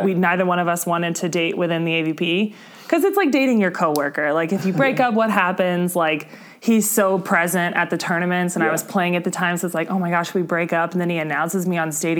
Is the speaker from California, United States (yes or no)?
no; Indianapolis, Indiana, United States; moved away; also born or lived in Chicago; I'm from Indianapolis